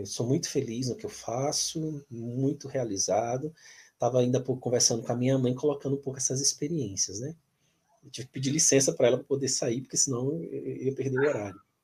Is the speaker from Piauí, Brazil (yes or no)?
yes; Piauí, Brazil; moved away; eu saí do Piauí, né? Lá do outro lado do Brasil